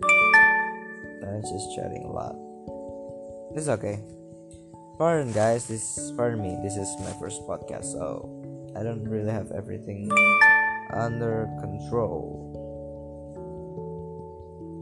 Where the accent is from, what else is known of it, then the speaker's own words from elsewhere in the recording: Surabaya, East Java, Indonesia; English is a second language; I'm from a city called Surabaya